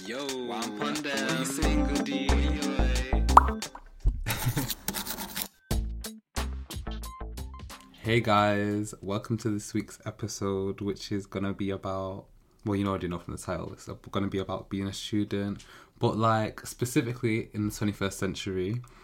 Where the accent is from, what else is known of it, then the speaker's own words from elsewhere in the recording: Manchester, North West England, United Kingdom; moved away as an adult; now in London, United Kingdom; I'm from Manchester